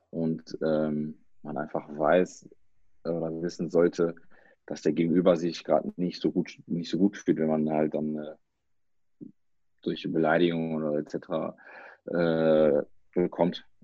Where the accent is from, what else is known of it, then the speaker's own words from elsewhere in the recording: Germany; also ich bin hier aufgewachsen und wenn ich dann sage, ja, ich komme aus Deutschland